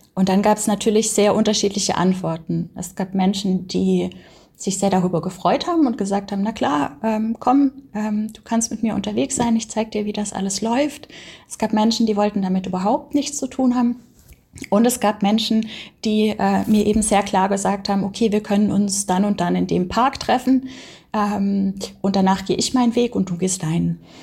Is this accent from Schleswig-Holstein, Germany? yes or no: no; Baden-Württemberg, Germany; ich bin auf dem Dorf aufgewachsen in Baden-Württemberg.